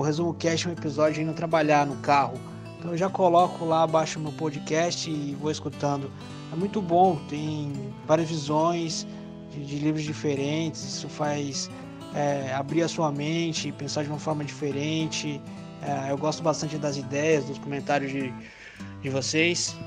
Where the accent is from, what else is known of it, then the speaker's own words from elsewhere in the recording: São Paulo, Brazil; sou de São Paulo